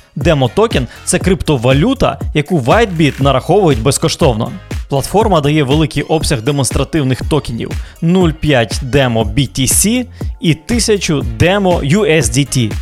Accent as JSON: {"language": "Ukrainian", "town": "Lviv", "region": "Lviv Oblast", "country": "Ukraine", "tie": "born or raised there", "moved": "yes", "said": "я ж з Західної України зі Львова"}